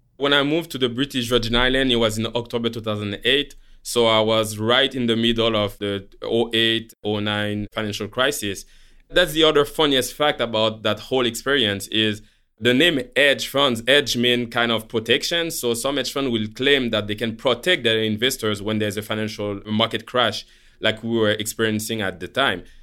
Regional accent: Haiti; moved away; also born or lived in Montreal, Canada; I was born in Montreal from Haitian parents. So when I was four, my parents, they chose to leave Canada to go back to Haiti

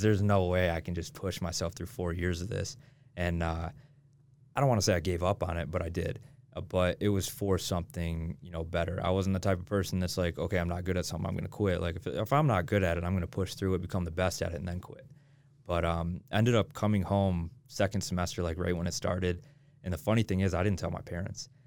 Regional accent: Michigan, United States; moved away as an adult; now in Utah, United States; I'm from Michigan. I grew up in Michigan

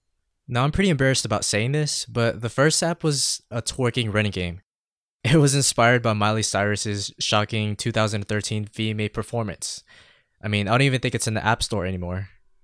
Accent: San Diego, California, United States; also born or lived in Philippines; I was born in the Philippines, but raised here in San Diego. I mean, part of the reason why I've lost my accent and adopted the California tongue.

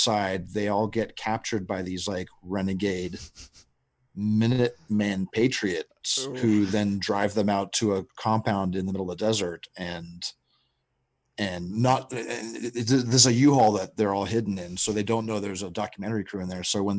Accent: Texas, United States; I grew up in Texas, and like the number of people, I call them backyard villains in this movie

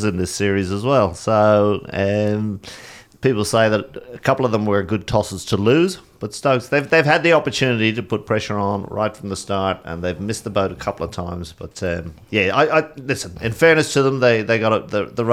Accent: Ireland; I'm Irish

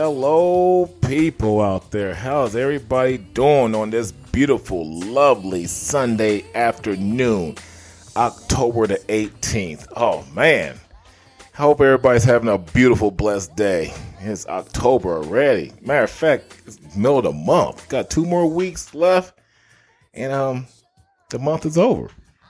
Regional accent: Terre Haute, Indiana, United States; now in West Coast, United States; Hey, we're both Midwest kids, you know what I'm saying? We born and raised in Terre Haute, Indiana.

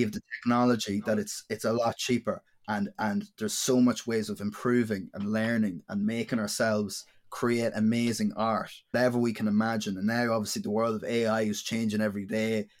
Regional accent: Dundalk, County Louth, Ireland; I'm a musician from Dundalk and County Louth in Ireland.

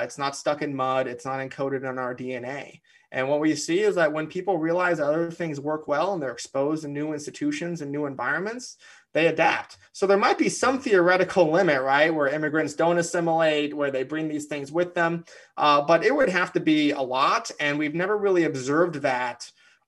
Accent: United States; I grew up in the United States

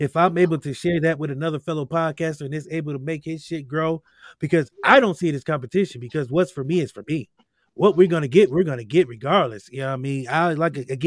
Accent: Akron, Ohio, United States; We grew up in Akron.

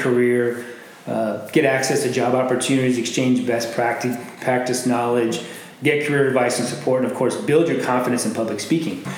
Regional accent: Glendale, Arizona, United States; I'm from here. Um, I grew up in Glendale, so the West Valley. I went to Apollo High School.

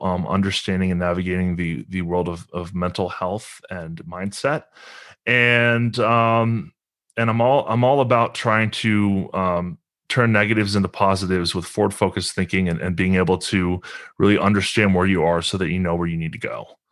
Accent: Lexington, Kentucky, United States; I'm from Lexington, Kentucky. That's where I currently reside. Um, grew up here

